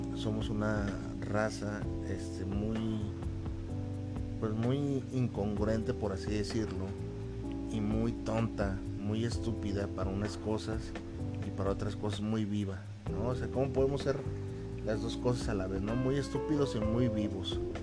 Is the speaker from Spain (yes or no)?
no; Mexico; Yo en mi país, aquí en México